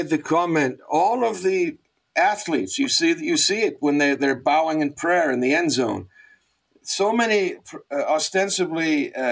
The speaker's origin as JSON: {"language": "English", "town": "Boston", "region": "Massachusetts", "country": "United States", "said": "I come from Boston"}